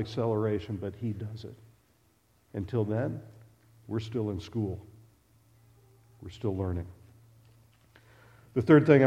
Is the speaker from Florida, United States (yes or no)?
yes; west coast of Florida, United States; moved away as an adult; also born or lived in Lexington / Nebraska; we grew up in Florida, on the west coast of Florida.